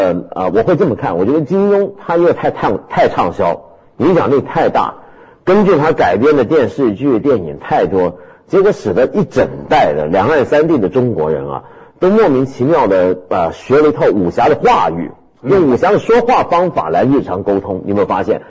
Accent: Taiwan; 小时候在台湾的时候，我常常因为我很小，我就很懂得制作标本，我喜欢做标本。

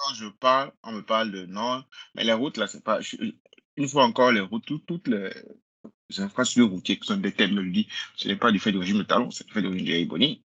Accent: Benin; je suis bénin, j'ai vécu tout ma vie au Bénin, je suis né au Bénin

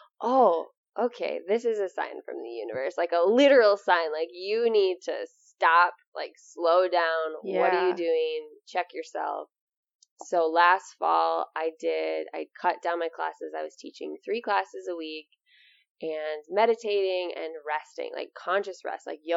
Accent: Amery, Wisconsin, United States; opening up this yoga studio in my hometown, which I never ever thought I would be back

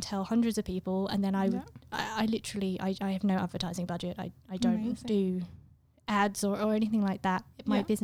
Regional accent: England, United Kingdom; I'm English

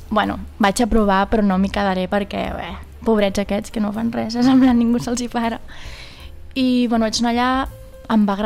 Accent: Vilafranca, Catalonia, Spain; A sobre soc de Vilafranca.

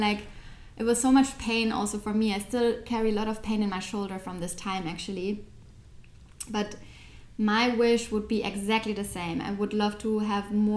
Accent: Germany; I grew up in Germany, I'm raised by two Turkish parents

